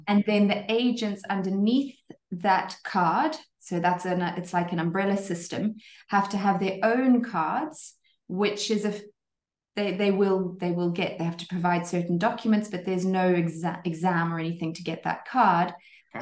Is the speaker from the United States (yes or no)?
no; Zimbabwe; moved away as an adult; also born or lived in Cape Town, South Africa; now in French Riviera, France; I'm actually Zimbabwean originally, born and bred Zimbabwean and then lived in South Africa in Cape Town for a good 10 years